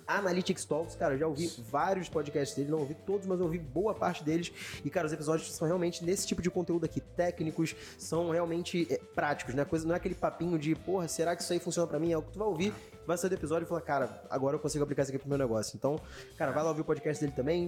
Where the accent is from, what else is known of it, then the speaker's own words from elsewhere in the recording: Rio de Janeiro, Brazil; a gente é carioca